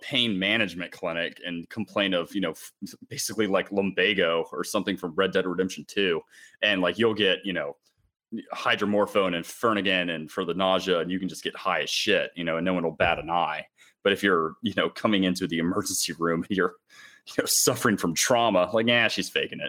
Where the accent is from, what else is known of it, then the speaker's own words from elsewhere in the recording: Charlotte, North Carolina, United States; also born or lived in Atlanta; I was born in Atlanta, like, you know, and I grew up in Charlotte